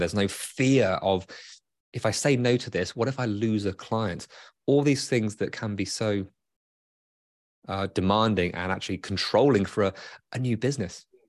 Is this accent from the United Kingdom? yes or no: yes; United Kingdom; now in Michigan, United States; I'm British